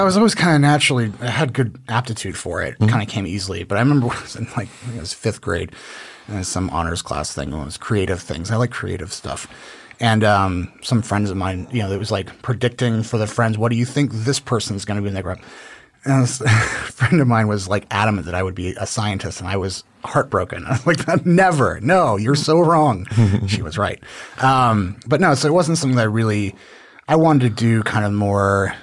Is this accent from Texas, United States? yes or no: yes; Dallas, Texas, United States; also born or lived in Newport, Rhode Island; now in Austin, United States; I'm originally from Newport, Rhode Island, okay. um, but kind of mostly grew up in the Dallas area